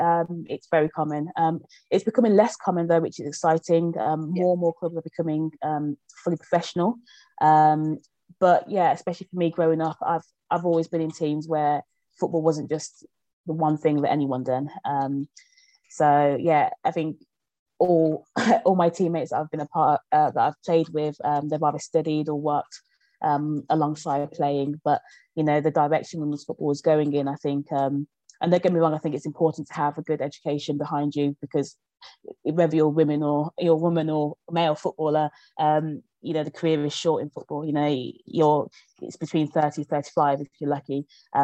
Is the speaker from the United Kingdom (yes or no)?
yes; Birmingham, West Midlands, United Kingdom; moved away as an adult; also born or lived in Nigeria; So me and my family moved to Birmingham when I was 1 year old. And I grew up in Birmingham. I moved from Birmingham when I was 18 years old.